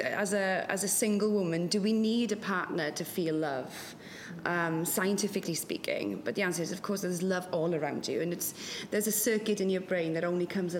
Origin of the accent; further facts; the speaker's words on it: West Wales, United Kingdom; first language Welsh; English is a second language; moved away; I'm from a very, very loving family and a loving community as well in West Wales. In Welsh language, Welsh is my first language.